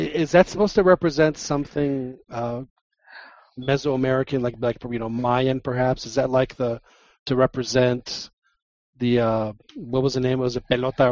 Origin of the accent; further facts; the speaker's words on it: Texas, United States; I'm from Texas